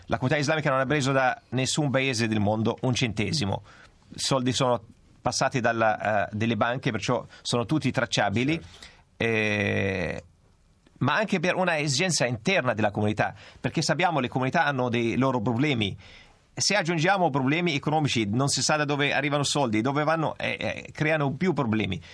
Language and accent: Italian; Palestine; now in Italy; io provengo dalla Palestina